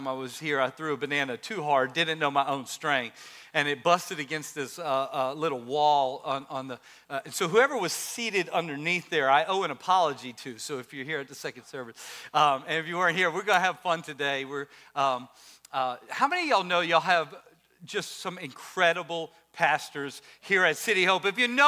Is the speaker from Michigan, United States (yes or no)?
no; Maryland, United States; She's our Maryland queen. We come from Maryland.